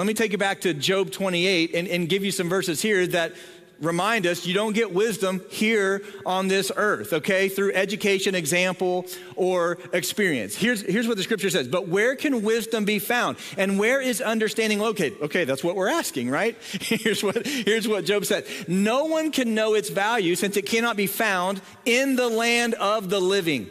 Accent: Southern Ohio, United States; moved away; I grew up in Southern Ohio

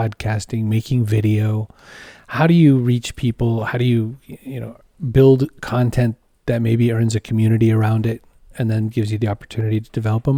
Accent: Augusta, Maine, United States; also born or lived in Waterville, Maine; I was born in Waterville, but it was just for one day. But I lived in Augusta, Maine, which is the capital city of this northeastern state in the U.S.

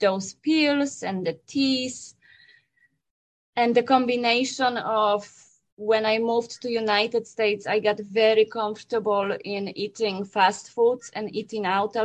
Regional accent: Poland; moved away; I was born and raised in Poland

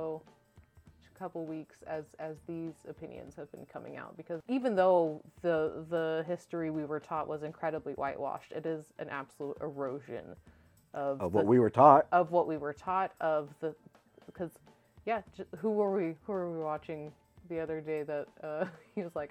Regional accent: Texas, United States; I was raised in Texas.

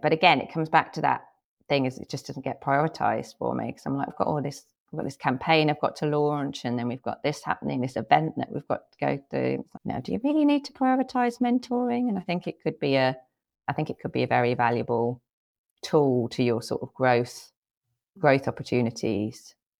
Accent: England, United Kingdom; moved away as an adult; also born or lived in Thailand; now in United States; I was born in England, but I haven't lived there since about two thousand and eight

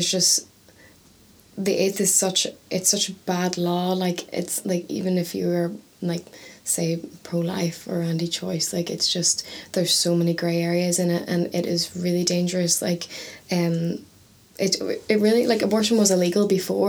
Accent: Ireland; now in Northern Ireland; I'm from the South

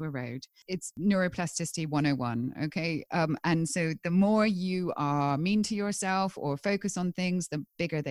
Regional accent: England, United Kingdom; I'm English

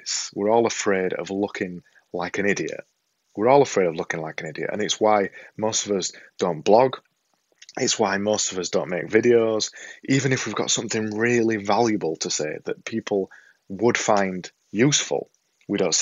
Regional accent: Yorkshire and the Humber, United Kingdom; accent: Yorkshire; I've got this silly Yorkshire accent

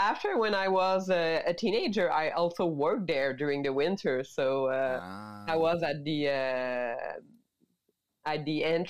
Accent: Mont-Laurier, Quebec, Canada; English is a second language; now in Montreal, Canada; I grew up in Mont-Laurier in maybe 2 hours 30 north of Montreal.

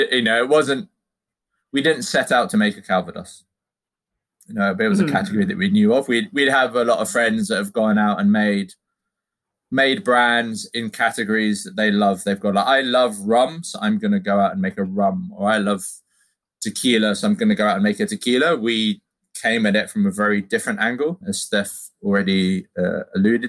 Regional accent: Cornwall, South West England, United Kingdom; growing up in Cornwall, you grew up around apples

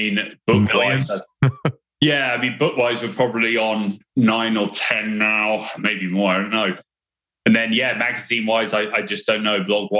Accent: England, United Kingdom; now in United States; my friend Luke was up in New York at the time, and I grew up with him in England

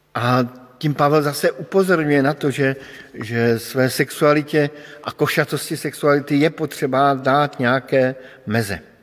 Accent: Bohemia, Czechia; protože pocházím z Čech

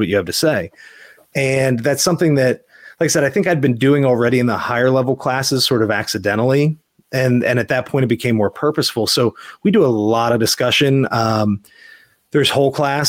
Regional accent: Mechanicsburg, Pennsylvania, United States; moved away as an adult; now in Virginia, United States; I grew up in Mechanicsburg, Pennsylvania

